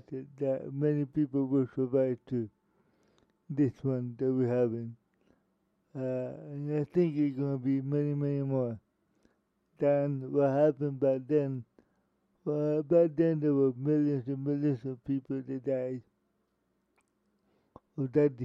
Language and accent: English; Miami, Florida, United States; Miami, Florida, my hometown